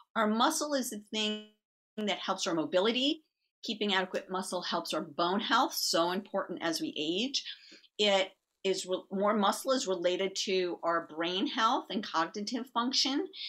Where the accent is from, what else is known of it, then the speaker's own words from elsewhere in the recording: New York, United States; I'm from New York